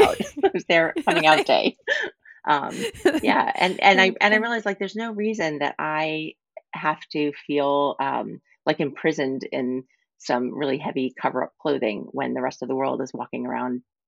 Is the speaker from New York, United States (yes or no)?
yes; Long Island, New York, United States; I grew up on Long Island. I grew up right near the beach